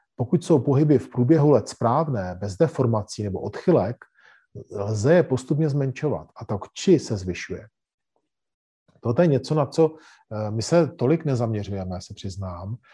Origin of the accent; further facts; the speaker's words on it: Czechia; cvičíme jako Češi